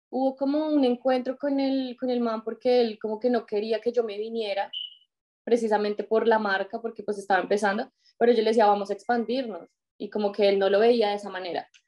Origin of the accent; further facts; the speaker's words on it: Colombia; moved away as an adult; also born or lived in Tauramena, Casanare / Bogotá; now in United States; yo soy colombiana, eh, vivo, viví en Bogotá, nací en un pequeño pueblo de, Colombia y pues toda mi vida estuve como entre el pueblo y, Bogotá